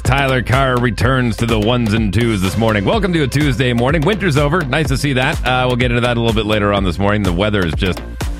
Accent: Winnipeg, Manitoba, Canada; also born or lived in Fort McMurray; much as I appreciate my, birthplace of Fort McMurray, whenever I travel and I go someplace, people say, where are you from? I'm from Winnipeg.

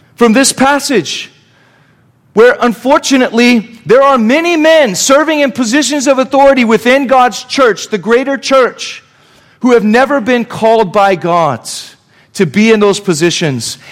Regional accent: Reno, Nevada, United States; I grew up around Reno, Nevada

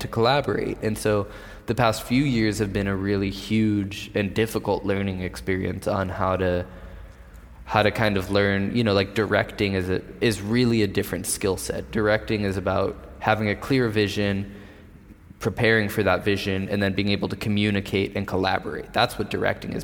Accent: San Diego, California, United States; I grew up skating in San Diego

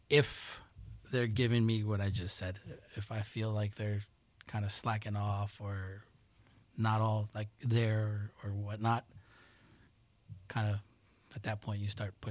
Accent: Colombia; growing up in Colombia for certain years the little town is pretty close, tight knit with each other.

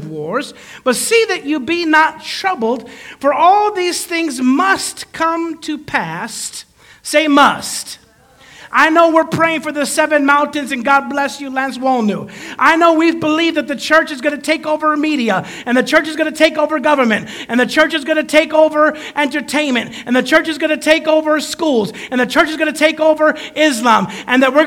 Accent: Chicago, Illinois, United States; moved away; also born or lived in Tulsa; I'm from Chicago. Chicago was the center of the universe to me

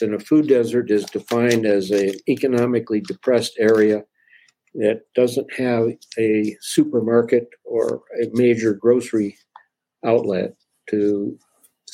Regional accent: Denver, Colorado, United States; I was born and raised in Denver, Colorado

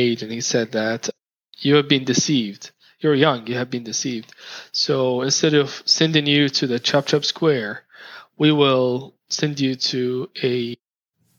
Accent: Saudi Arabia; moved away; I was from Saudi Arabia

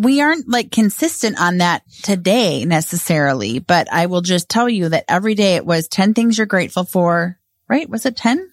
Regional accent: Edina, Minnesota, United States; grew up in Edina

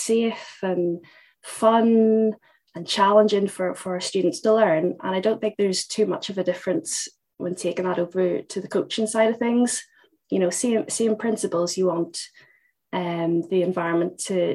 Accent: Northern Ireland, United Kingdom; moved away as an adult; also born or lived in Liverpool; I'm from Northern Ireland, and I played a pretty decent standard over there, dabbled in the under-17s Northern Ireland squad, and then went to university in Liverpool

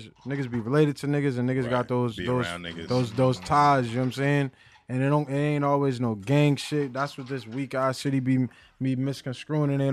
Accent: Boston, Massachusetts, United States; I'm from Annunciation Road. Alice Taylor Projects.

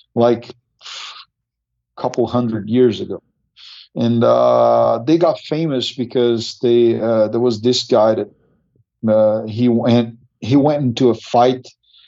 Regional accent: Brazil; I'm from Brazil

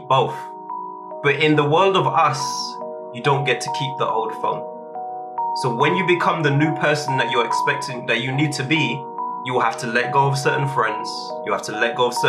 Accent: St. Lucia; also a proud St. Lucian.

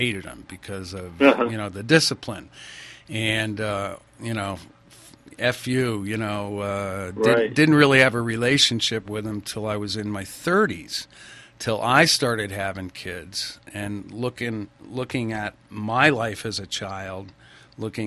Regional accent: Connecticut, United States; moved away as an adult; now in Idaho, United States; I'm from Connecticut. I moved to Idaho 25, 30 years ago

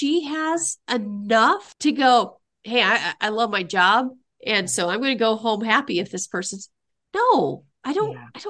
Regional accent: Midwest, United States; I'm from the Midwest.

